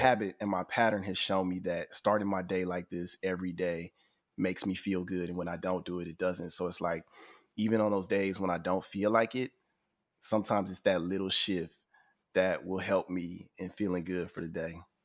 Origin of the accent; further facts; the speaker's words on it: Houston, Texas, United States; I grew up in Houston